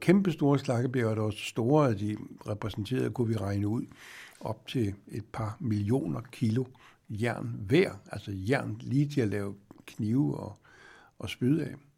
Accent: Denmark; som dansker

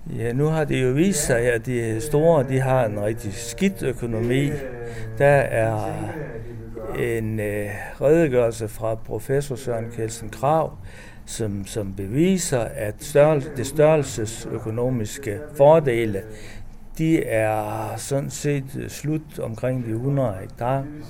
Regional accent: North Jutland, North Denmark Region, Denmark; området, hvor jeg kommer fra i Nordjylland

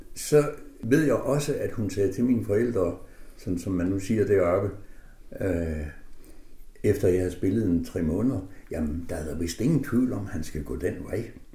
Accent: Aså, North Denmark Region, Denmark; jeg er født i Aso, som ligger mellem Tæby og Hals

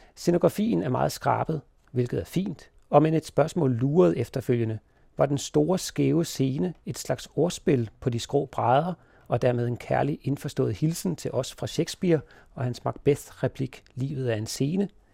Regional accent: Denmark; vi som danskere

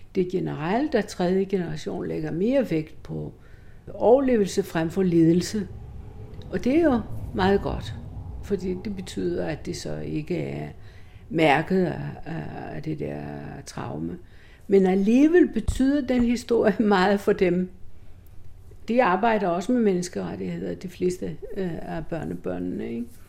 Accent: Greece; moved away

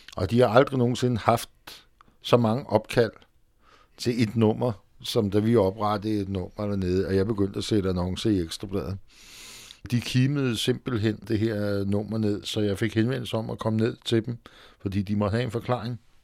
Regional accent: Frederiksberg, Capital Region of Denmark, Denmark; also born or lived in Vesterbro; Jeg kommer i virkeligheden fra Frederiksberg

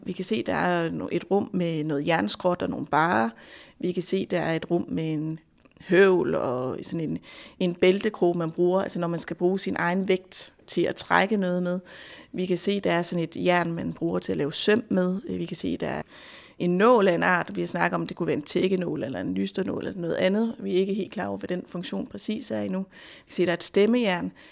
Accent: Denmark

